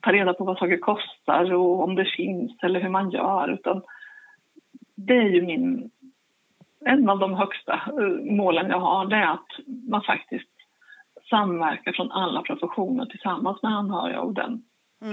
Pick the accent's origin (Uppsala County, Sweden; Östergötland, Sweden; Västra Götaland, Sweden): Östergötland, Sweden; Linköping; jag kommer ifrån Linköping